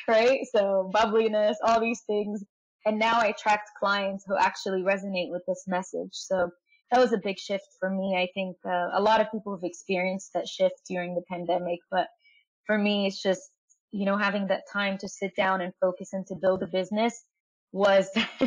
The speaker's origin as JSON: {"language": "English", "country": "Egypt", "said": "I'm from Egypt"}